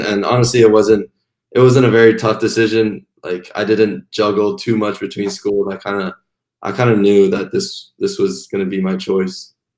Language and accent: English; Canada; also born or lived in Taiwan / Montreal; I was born in Taiwan, and I moved to Canada with my sister and my mom when I was seven